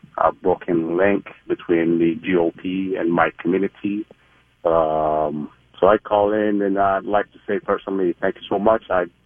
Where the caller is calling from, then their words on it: Minneapolis, Minnesota, United States; I'm calling from Minneapolis. I am a six-year U.S. Army veteran, a Somali-American.